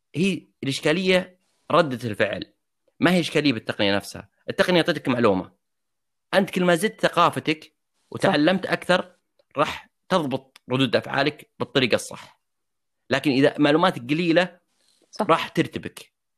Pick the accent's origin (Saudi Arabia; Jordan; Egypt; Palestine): Saudi Arabia; also born or lived in United States; عندنا في السعوديه